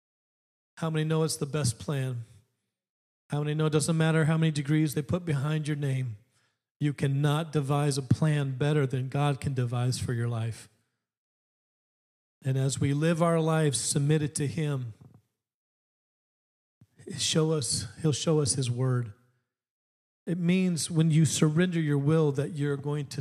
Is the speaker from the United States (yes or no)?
yes; Alaska, United States; I grew up in Alaska